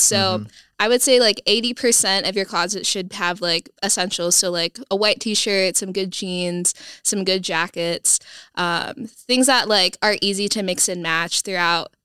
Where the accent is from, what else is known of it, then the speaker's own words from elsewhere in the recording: Sioux Falls, South Dakota, United States; moved away as an adult; also born or lived in Phoenix, Arizona; I am originally from Sioux Falls, South Dakota, but my family recently moved about 1.5 years ago to Phoenix.